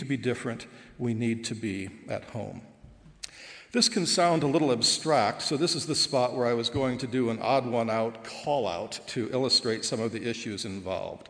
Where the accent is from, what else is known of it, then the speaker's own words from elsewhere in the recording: Goshen, Indiana, United States; moved away as an adult; also born or lived in Dublin, Ireland; now in Goshen, United States; I'm so Goshen College that my first home was a Goshen College dormitory because my parents were resident directors